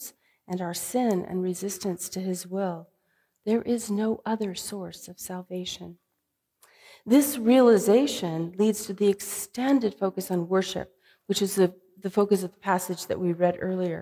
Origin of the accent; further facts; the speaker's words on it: California, United States; now in Midwest, United States; growing up in California